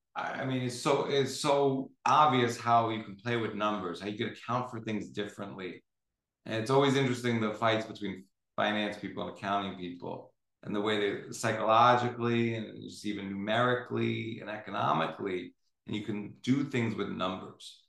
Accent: United States; as an American

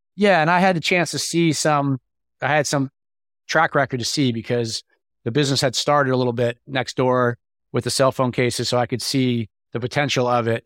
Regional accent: New York, United States; moved away as an adult; now in Atlanta, United States; I'm from New York originally, and I had moved to Atlanta

